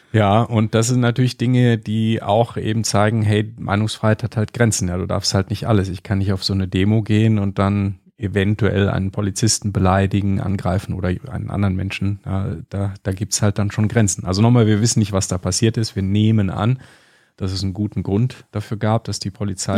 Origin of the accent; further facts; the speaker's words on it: Germany; bei uns in Deutschland